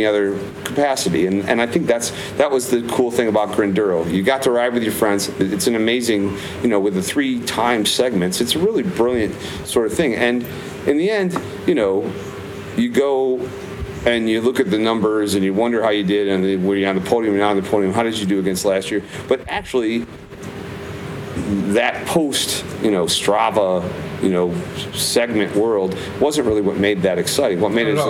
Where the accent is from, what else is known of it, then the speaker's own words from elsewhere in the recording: Michigan, United States; I grew up in Michigan